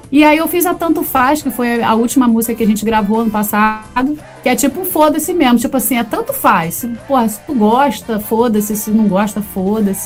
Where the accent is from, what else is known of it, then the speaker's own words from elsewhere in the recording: Rio de Janeiro, Brazil; eu sou da Barra da Tijuca, do Rio de Janeiro